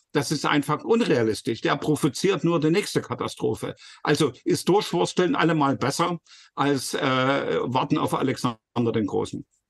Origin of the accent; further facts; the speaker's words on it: Leipzig, Saxony, Germany; als Leipziger